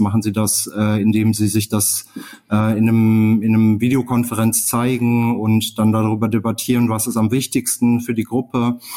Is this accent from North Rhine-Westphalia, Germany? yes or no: yes; Ruhr area, North Rhine-Westphalia, Germany; moved away as an adult; ich komme aus dem Ruhrgebiet äh, und äh, bin hier geboren